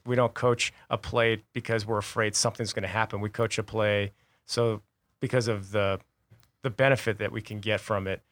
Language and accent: English; Tucson, Arizona, United States; growing up in Tucson